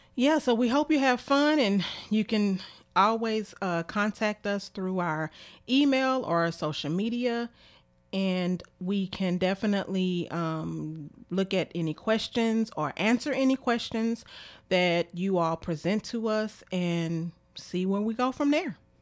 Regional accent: Memphis, Tennessee, United States; I am from Memphis, Tennessee. I graduated from White Haven High School

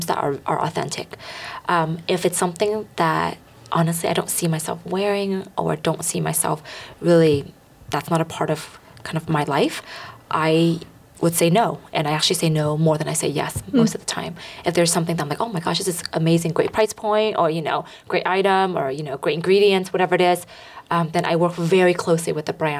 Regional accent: Bay Area, California, United States; Growing up in the Bay Area

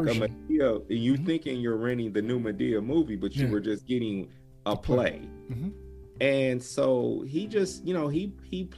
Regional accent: Midwest South, United States; I grew up in the Midwest South kind of area

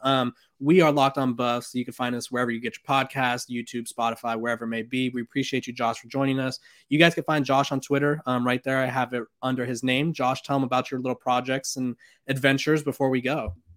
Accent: California, United States; I'm from California.

